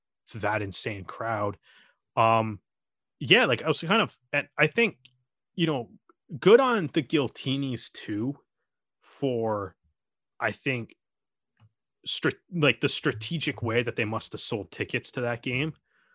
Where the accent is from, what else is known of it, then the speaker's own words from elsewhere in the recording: Canada; As a Canadian fan, like it was cool to see the Canadian players show up for this game